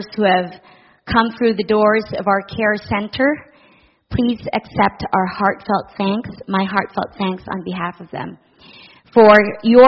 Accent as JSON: {"language": "English", "country": "Philippines", "tie": "born or raised there", "moved": "as an adult", "lives_now": "Guelph, Canada", "said": "I was born and raised in the Philippines"}